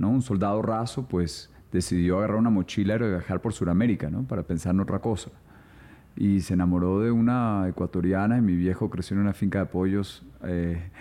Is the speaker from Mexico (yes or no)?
no; São Paulo, Brazil; born there; mi papá era economista y yo nací allá en Sao Paulo.